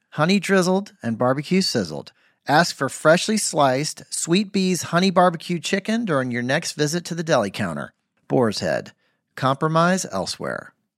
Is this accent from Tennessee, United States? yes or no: yes; Memphis, Tennessee, United States; my hometown of Memphis